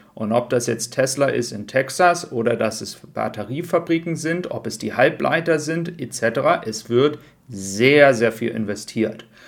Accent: Germany; bei uns in Deutschland

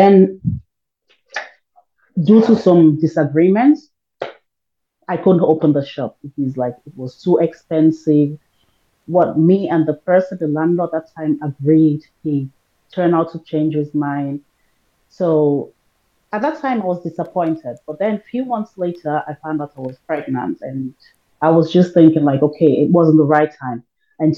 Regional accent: Sierra Leone; now in Germany; I automatically say Sierra Leone. I'm from Africa

